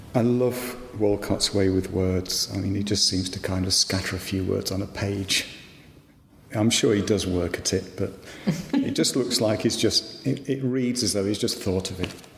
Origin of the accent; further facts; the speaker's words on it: West Midlands, United Kingdom; I grew up in the West Midlands, um, which is a long way from the sea